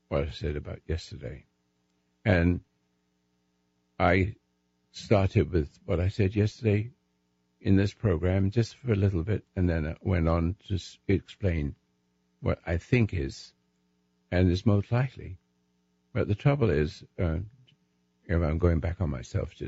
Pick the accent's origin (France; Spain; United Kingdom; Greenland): United Kingdom; England; now in United States; I'm still English